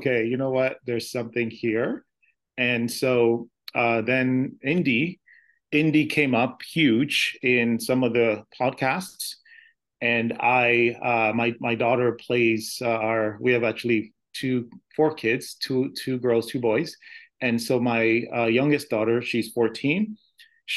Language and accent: English; Canada; also born or lived in United States; I'm actually a dual citizen. I'm American and Canadian